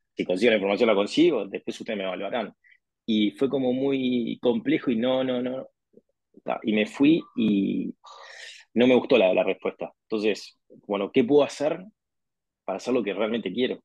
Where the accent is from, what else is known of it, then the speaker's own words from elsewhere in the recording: Montevideo, Uruguay; also born or lived in Spain; soy de Uruguay, nací en Montevideo, Montevideo es la capital.